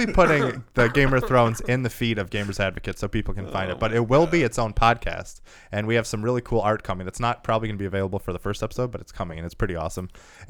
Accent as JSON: {"language": "English", "region": "California", "country": "United States", "said": "Welcome. I am from California."}